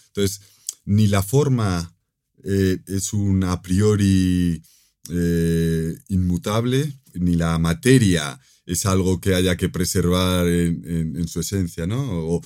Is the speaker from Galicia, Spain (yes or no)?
yes; Galicia, Spain; mi tierra natal, en, Galicia